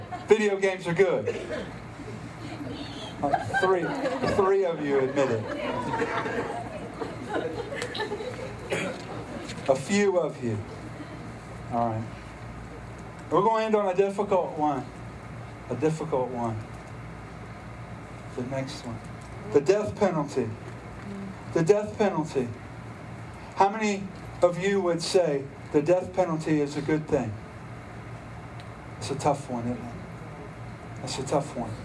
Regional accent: Stanly County, North Carolina, United States; we're from Stanley County

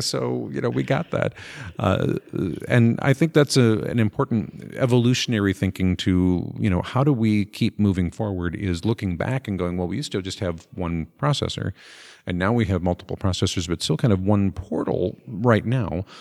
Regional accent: Minnesota, United States; I'm from Minnesota

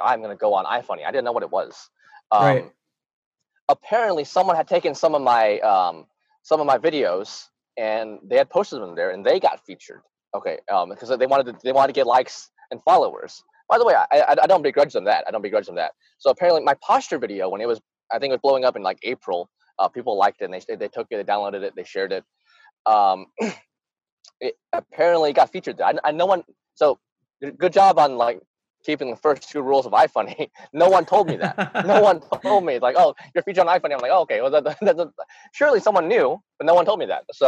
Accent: Arkansas, United States; also born or lived in Utah; I grew up in Arkansas, which is supposed to be a racist state

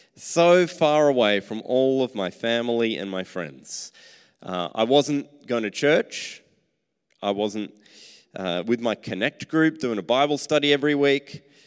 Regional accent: Australia

